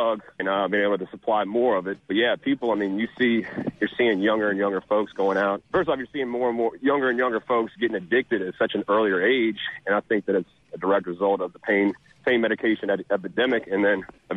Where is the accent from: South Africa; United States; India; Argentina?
United States; Covington, Louisiana; also born or lived in Jackson, Mississippi; I'm actually from Louisiana. I'm from Covington, Louisiana